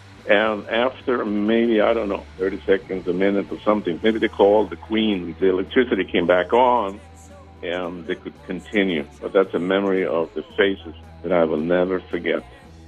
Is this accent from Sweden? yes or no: yes; Sweden; English is a second language; now in Emeryville, United States; I live in nowadays in Emeryville, outside of San Francisco. I grew up in Sweden.